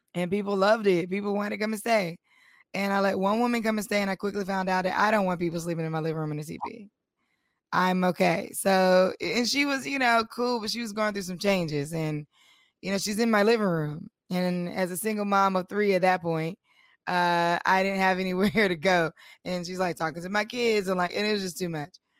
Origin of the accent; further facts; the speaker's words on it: North Carolina, United States; we are all from North Carolina